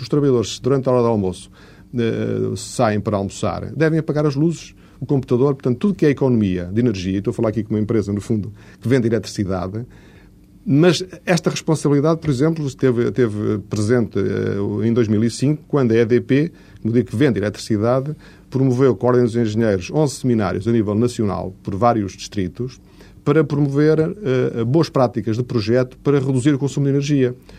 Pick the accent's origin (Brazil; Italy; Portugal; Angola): Portugal; como português